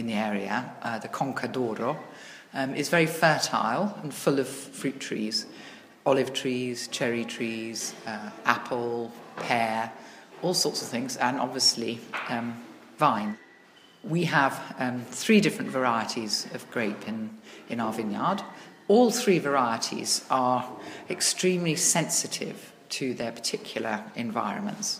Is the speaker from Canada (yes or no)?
no; England, United Kingdom; moved away as an adult; now in Italy; I am English, but I've been living in Italy for 26 years